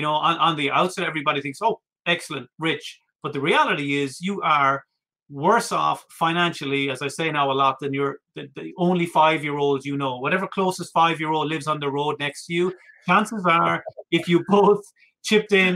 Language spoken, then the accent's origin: English; Ireland; that's just being Irish